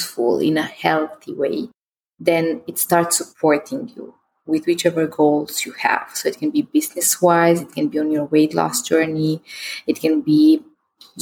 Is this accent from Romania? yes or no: yes; Romania; I was born in Christian Romania